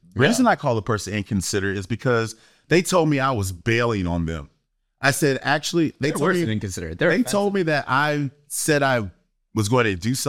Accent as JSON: {"language": "English", "region": "East Coast", "country": "United States", "tie": "born or raised there", "said": "Because this person grew up on the West Coast and I grew up on the East Coast."}